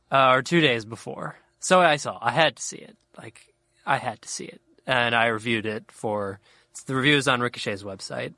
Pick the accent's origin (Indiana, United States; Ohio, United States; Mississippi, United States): Ohio, United States; Cincinnati; I grew up in Cincinnati, Ohio, which is pretty, I think, pretty Midwestern